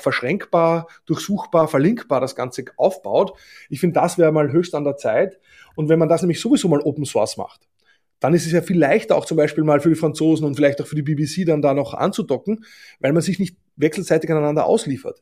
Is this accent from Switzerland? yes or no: no; Austria; Ich finde als Österreicher